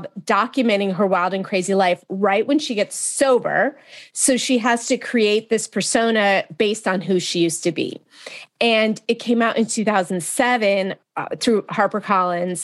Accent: Marin County, Northern California, United States; I'm from Marin County in Northern California

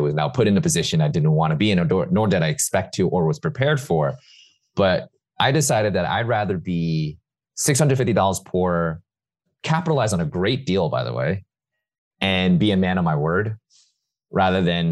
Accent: New York City, New York, United States; I hadn't even left New York City ever. I was born and raised in New York

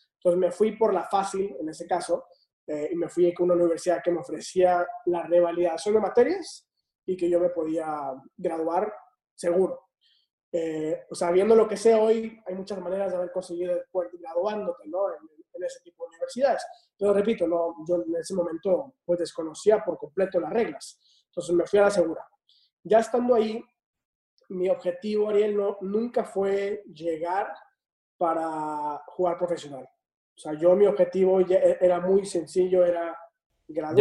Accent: Tampico, Tamaulipas, Mexico; moved away as an adult; also born or lived in Mexico City / United States; yo soy originario de Tapico, Tamaulipas.

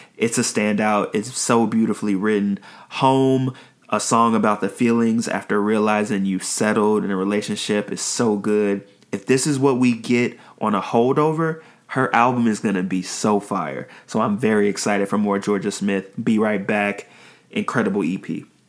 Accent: Nigeria; me being Nigerian

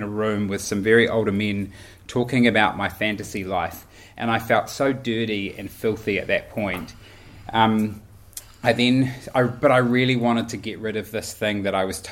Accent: Auckland, New Zealand; I grew up in Auckland in a Baptist church

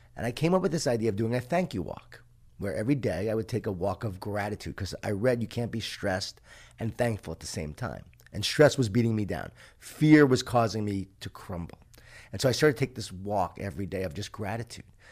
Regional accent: Long Island, New York, United States; I grew up in Lo-, Long Island, New York, a Jewish Italian family

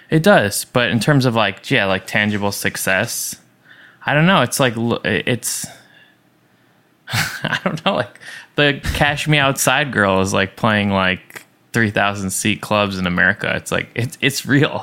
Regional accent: Long Island, New York, United States; I was raised in Long Island pretty close to the beach

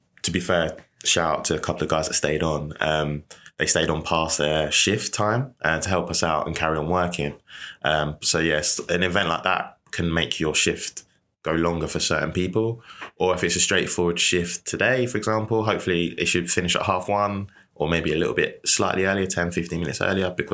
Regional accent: Rochester, South East England, United Kingdom; I grew up in Kent, Medway. So Rochester.

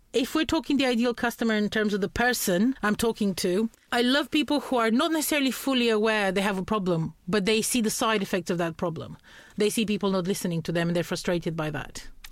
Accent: Romania; English is a second language; moved away as an adult; also born or lived in Norfolk, United Kingdom; I'm from Romania, but I, I study law at the moment

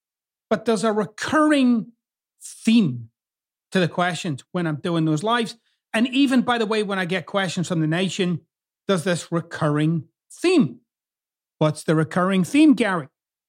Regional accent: Scotland, United Kingdom; now in United States; you'll notice I've kind of got two accents. I'm originally from Scotland, but I've lived here in the US for 27 years now, or approaching 27 years.

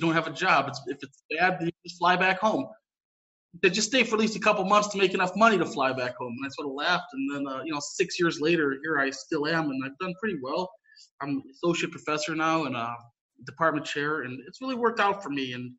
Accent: United States; moved away as an adult; now in Sarajevo, Bosnia and Herzegovina; in the United States, I'm from the United States originally, and ethnically my family's a bunch of different things, obviously you probably gathered Polish, but also my father's side is Croatian, so I do have some connections to the region ethnically.

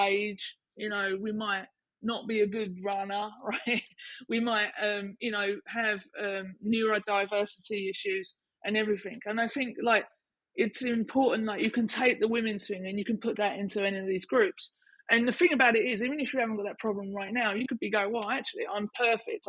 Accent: Canvey Island, East of England, United Kingdom; I'm from Canvey Island

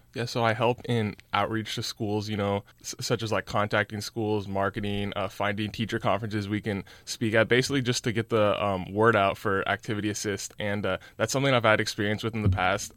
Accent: Cupertino, California, United States; I'm from Cupertino, California

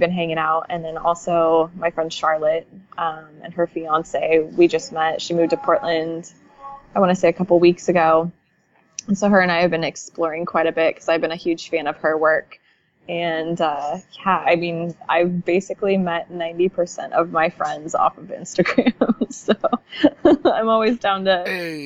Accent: Pacific Northwest, United States; growing up in the Pacific Northwest

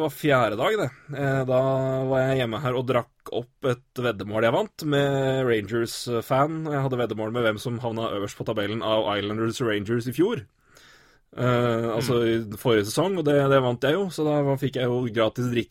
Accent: Elverum, Innlandet, Norway; moved away; Så hjemme i Elverum

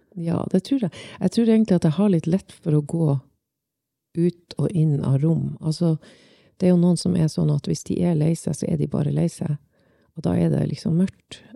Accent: Svolvær, Nordland, Norway; Jeg vokste opp i Svolvær

